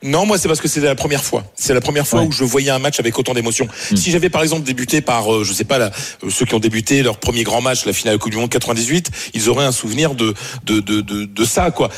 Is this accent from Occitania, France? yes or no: no; Pas-de-Calais, Hauts-de-France, France; now in Paris, France; j'habite à Paris, mais je suis du Pas-de-Calais